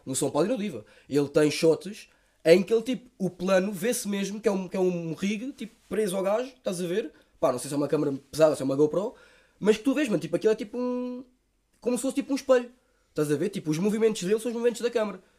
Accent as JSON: {"language": "Portuguese", "region": "Lisbon", "country": "Portugal", "tie": "born or raised there", "said": "eu fui criado muito com os meus avós também da parte dos meus, do, da minha mãe, porque moramos perto. Tipo, a minha, eu sou dos Olivais, a minha avó mora na Encarnação"}